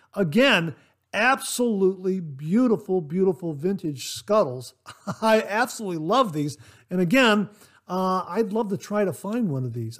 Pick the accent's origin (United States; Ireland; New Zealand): United States; Ohio; my home state, Ohio